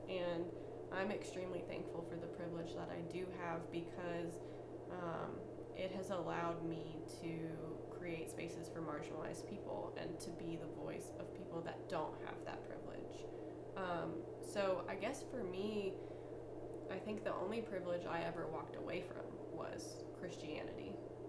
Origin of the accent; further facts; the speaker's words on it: Canada; now in United States; So I am from Canada. My family is Canadian.